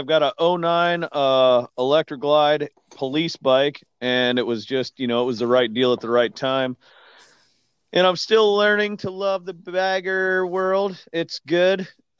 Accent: North Carolina, United States; moved away as an adult; also born or lived in Montana / Portland, Oregon; I grew up I was born and raised in North Carolina. Moved out to Montana, where my wife's from.

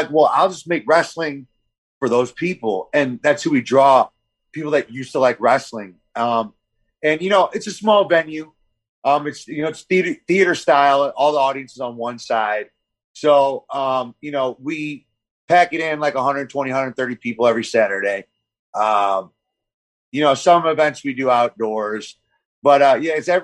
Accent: St. Louis, Missouri, United States; moved away as an adult; also born or lived in West Coast; now in US West Coast; everybody from St. Louis. Not that I'm hating on my hometown

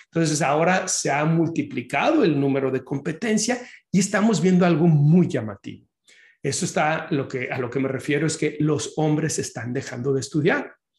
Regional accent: Mexico; los que somos de México

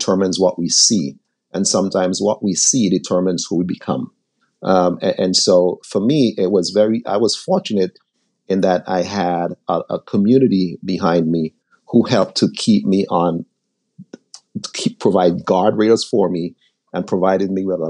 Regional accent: St. Vincent & Grenadines; now in United States; I was born in the Caribbean. I was born in a little island called St. Vincent.

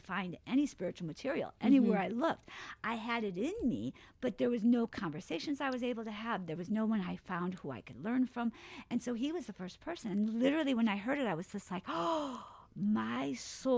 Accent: Alaska, United States; also born or lived in Wisconsin; I was born in Alaska.

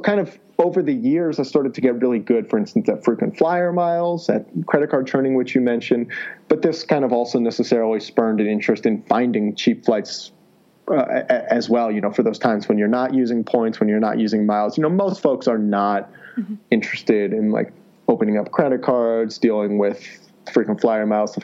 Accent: Ohio, United States; moved away as an adult; also born or lived in California / Washington, D.C.; I grew up in Ohio, got my degree over at Stanford in California

